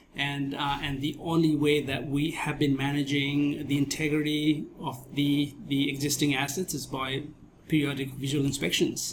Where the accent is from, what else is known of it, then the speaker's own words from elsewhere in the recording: Nepal; moved away as an adult; also born or lived in India / Thailand / Japan; now in Australia; I was born and bred in Nepal